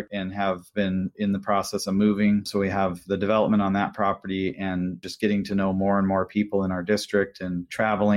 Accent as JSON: {"language": "English", "region": "Washington", "country": "United States", "said": "I'm from Washington State"}